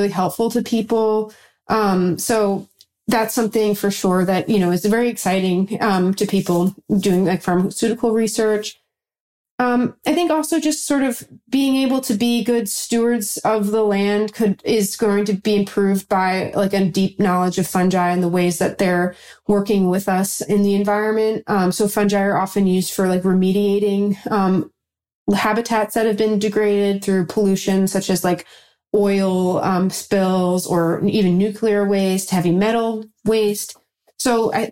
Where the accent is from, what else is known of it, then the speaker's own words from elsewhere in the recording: New York, United States; I'm from New York